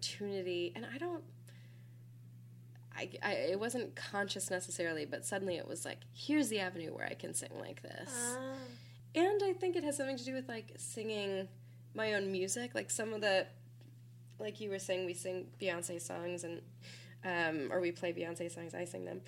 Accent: Minnesota, United States; now in Philadelphia, United States; I'm from Minnesota, as you mentioned, and and as I mentioned, come from like church tradition

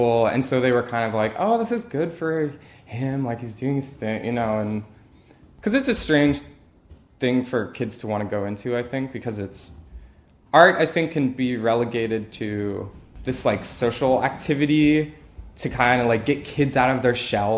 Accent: Lancaster County, Pennsylvania, United States; moved away as an adult; also born or lived in New York; now in Philadelphia, United States; I grew up in Lancaster County

